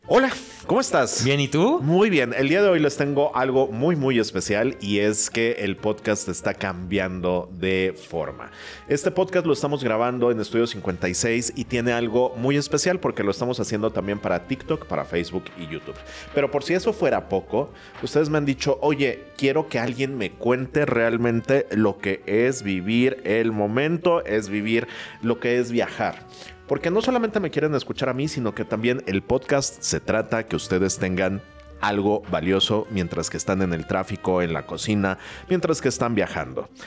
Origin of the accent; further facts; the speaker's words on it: Mexico; yo voy como mexicano